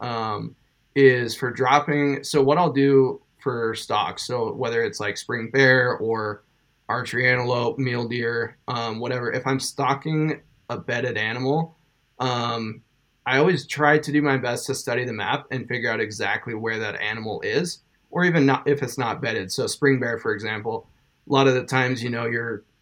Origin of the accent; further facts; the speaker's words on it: eastern Montana, United States; eastern Montana and born and raised.